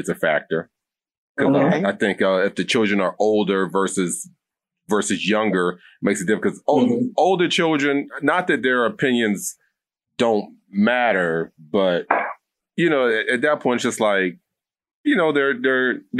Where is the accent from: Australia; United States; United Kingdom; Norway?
United States; the South; I'm from the South. I'm kind of more old school. So I was raised a certain way